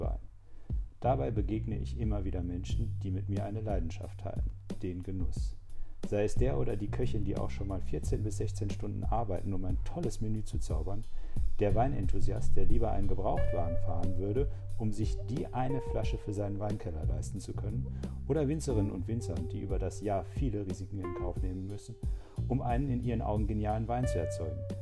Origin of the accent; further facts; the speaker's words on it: Münster, North Rhine-Westphalia, Germany; ich komme aus Münster